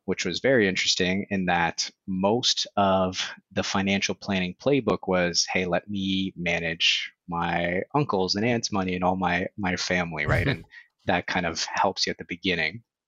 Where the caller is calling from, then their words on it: Toronto, Ontario, Canada; I am calling in from Toronto, Canada